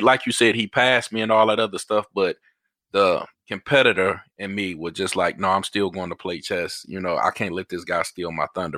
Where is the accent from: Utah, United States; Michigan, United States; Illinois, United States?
Michigan, United States; Detroit; I grew up in Detroit